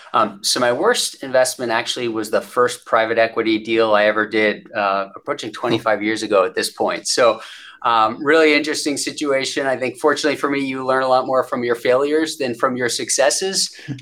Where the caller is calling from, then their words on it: Conshohocken, Pennsylvania, United States; I am joining from our global headquarters just outside of Philadelphia, Pennsylvania, in a town called Conshohocken.